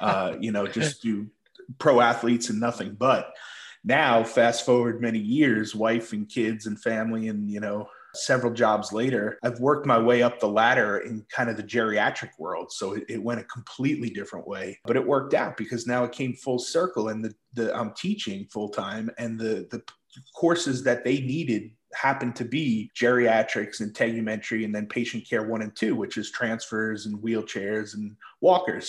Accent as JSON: {"language": "English", "town": "Islip", "region": "New York", "country": "United States", "tie": "born or raised there", "said": "I grew up on Long Island, uh, Islip, New York"}